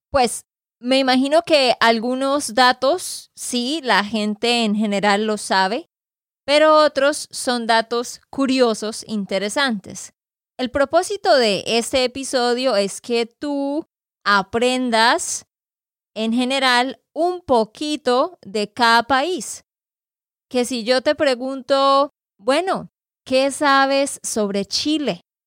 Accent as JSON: {"language": "Spanish", "region": "Santander", "country": "Colombia", "said": "de Santander, Colombia"}